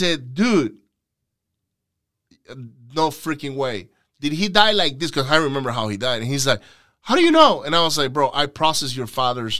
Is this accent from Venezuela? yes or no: yes; Venezuela; English is a second language; because I was from, I'm from the West Coast in Venezuela.